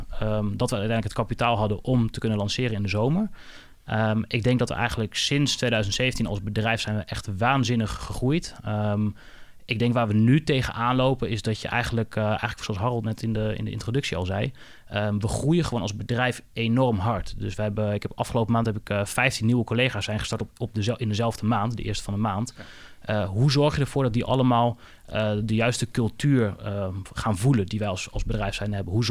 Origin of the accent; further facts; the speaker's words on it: Twente, Overijssel, Netherlands; de Twentse nuchterheid waar, waar ik vandaan kom.